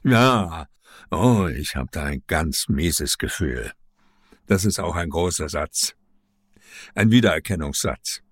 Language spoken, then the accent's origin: German; Leipzig, Saxony, Germany; ich stamme ja aus Leipzig, aus der DDR